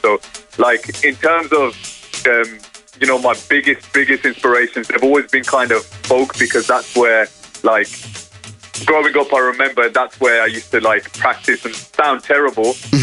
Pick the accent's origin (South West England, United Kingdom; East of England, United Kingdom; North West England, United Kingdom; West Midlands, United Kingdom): West Midlands, United Kingdom; Birmingham; born or raised there; moved away as an adult; now in London, United Kingdom